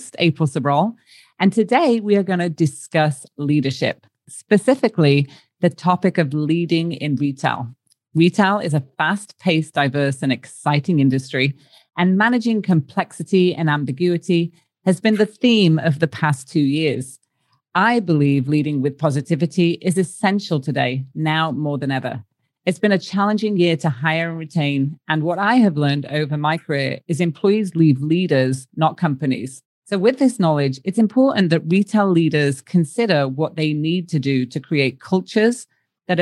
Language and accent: English; United Kingdom; Being a British person